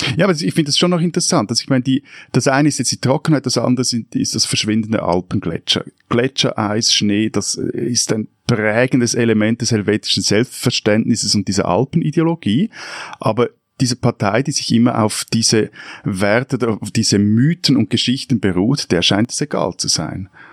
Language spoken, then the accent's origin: German; Switzerland; ich bin in einer Gemeinde am Zürichsee aufgewachsen